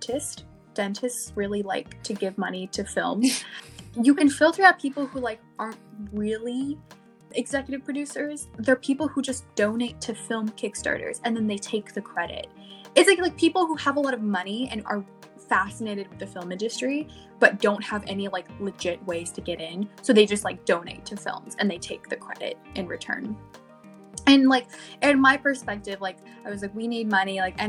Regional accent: Louisiana, United States; moved away as an adult; now in California, United States; I'm from Louisiana, but I'm now here for school.

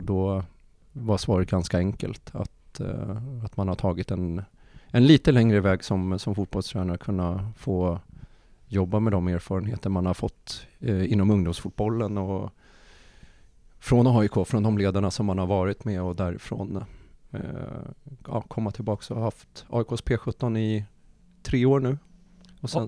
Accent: Nacka, Stockholm County, Sweden; jag är uppvuxen i, i Nacka

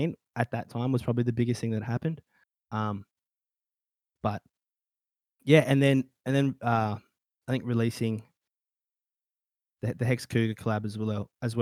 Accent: Australia; I'm an Australian

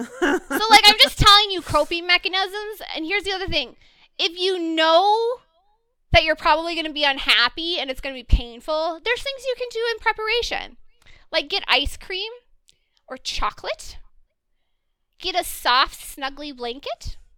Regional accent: United States; I am American

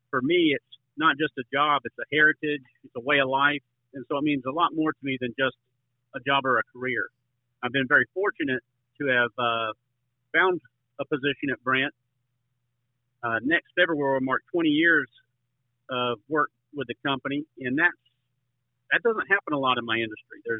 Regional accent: Avon Park, Florida, United States; I'm from Avon Park, Florida. I grew up in Central Florida area here, where citrus, cattle, and vegetables were all around us. It's a rural area

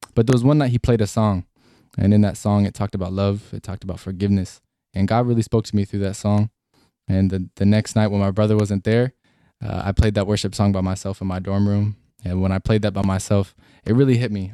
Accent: Washington, United States; I grew up in Washington State

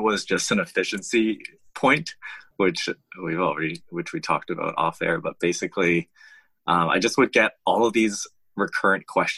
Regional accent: Vancouver, British Columbia, Canada; I grew up in Vancouver in Canada and did my schooling here

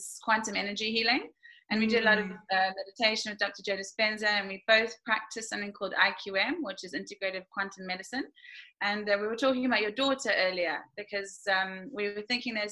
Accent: Durban, KwaZulu-Natal, South Africa; now in Ibiza, Spain; I grew up in South Africa, and my mother is Spanish, my father's Irish

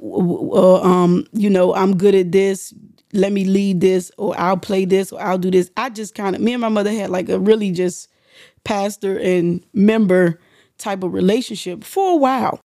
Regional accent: United States; we're from the District of Columbia, Maryland area

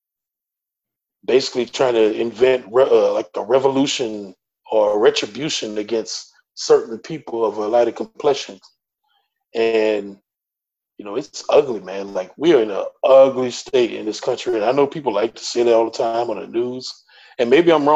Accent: the Deep South, United States; I'm from the South, deep South

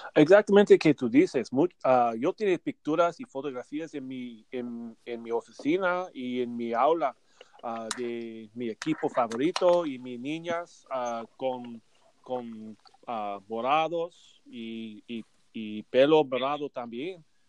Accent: United States; Spanish is a second language; usar la lengua español como un gringo

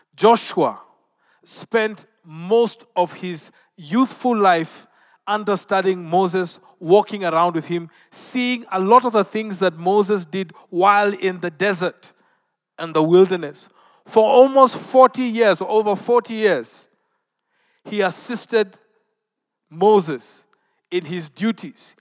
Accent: Western Kenya, Kenya; I am from Western Kenya, not far from the Lake Victoria.

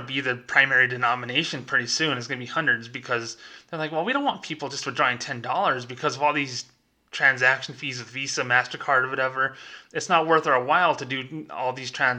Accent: United States; I'm an American. I was born here. My parents are born here, my grandparents, my great-grandparents

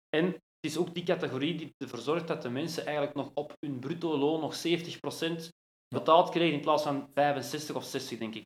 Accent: Brasschaat, Flanders, Belgium; also born or lived in Ekeren; ik ben geboren in Ekeren, in uh, Sint-Lucas ziekenhuis, dat is nu ondertussen weg. Maar ja, eigenlijk altijd in Brasschaat gewoond

